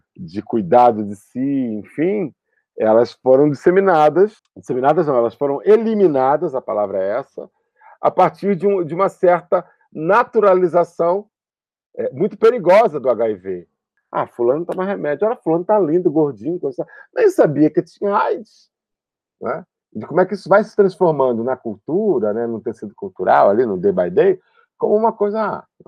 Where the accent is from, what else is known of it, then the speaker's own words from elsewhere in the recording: São Gonçalo, Rio de Janeiro, Brazil; also born or lived in Niterói; eu sou de Niterói, e, mas vivi grande parte da minha vida em São Gonçalo, que é uma cidade ao lado, lá no Rio de Janeiro